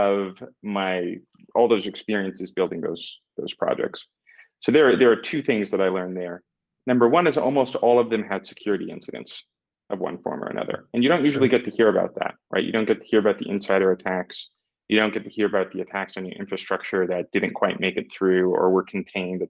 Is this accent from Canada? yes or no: yes; Vancouver, British Columbia, Canada; now in Portugal; I'm from Canada. I'm from Vancouver